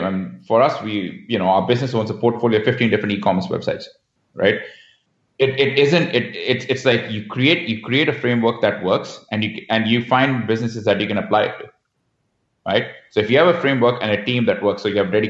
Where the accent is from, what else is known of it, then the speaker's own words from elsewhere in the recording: India; moved away as an adult; also born or lived in Mumbai / Vancouver; now in Canada; growing up in India